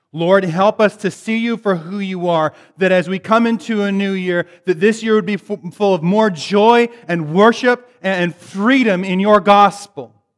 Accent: Bellingham, Washington, United States; moved away; I'm from Bellingham originally.

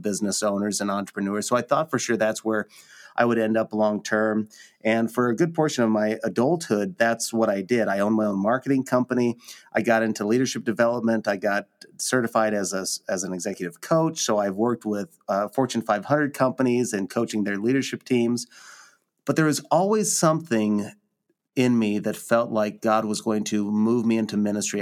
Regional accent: Lincoln, Nebraska, United States; born and raised in Lincoln, Nebraska

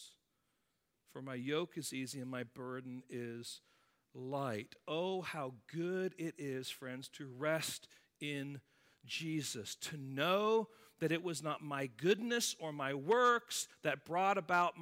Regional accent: England, United Kingdom; now in United States; My home country of England

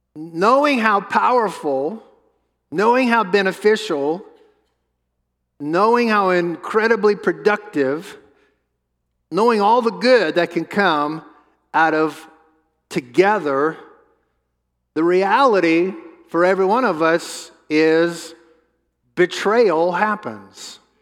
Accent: New Orleans, Louisiana, United States; we grew up in New Orleans together, and we were in middle school together

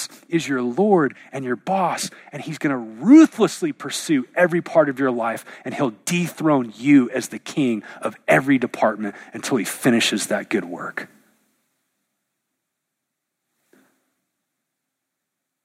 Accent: United States; the air we breathe as an American

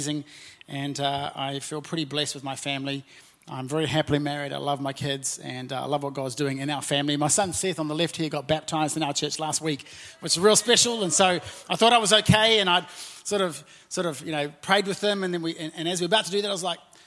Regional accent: Auckland, New Zealand; also born or lived in Napier; I'm from South Auckland, very proudly from South Auckland, and my wife and I were born and raised there

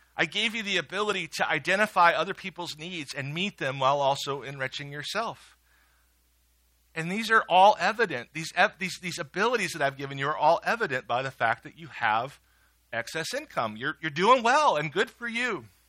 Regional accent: Midwest, United States; I'm a Midwesterner and I was raised well

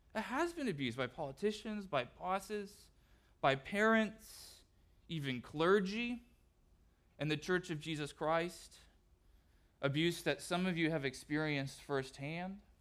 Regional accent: Southern California, United States; moved away; growing up in Southern California

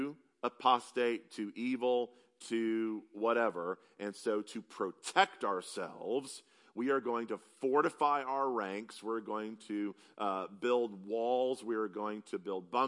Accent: South Carolina, United States; moved away; I'm from South Carolina

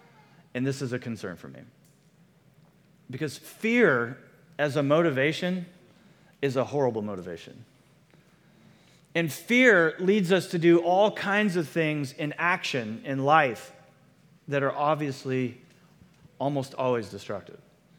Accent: Chattanooga, Tennessee, United States; I grew up in Chattanooga, so we're joking

